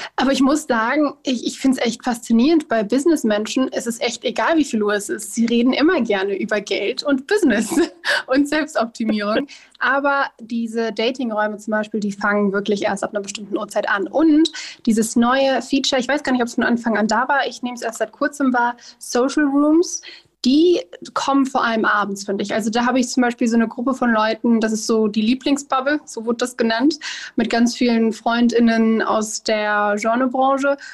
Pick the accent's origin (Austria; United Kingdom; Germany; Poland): Germany; Duisburg, North Rhine-Westphalia; moved away as an adult; now in Bonn, Germany; geboren bin ich in Duisburg, aber aktuell, weil ich hier studiere, bin ich jetzt in der einzig wirklichen Hauptstadt für mich